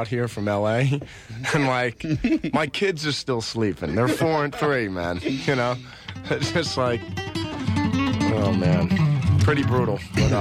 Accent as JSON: {"language": "English", "region": "New Jersey", "country": "United States", "tie": "born or raised there", "moved": "yes", "lives_now": "California, United States", "said": "I grew up out in Jersey"}